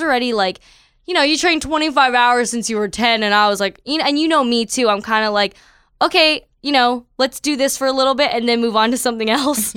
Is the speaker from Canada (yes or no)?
yes; Toronto, Ontario, Canada; moved away as an adult; now in California, United States; I am from Toronto, Canada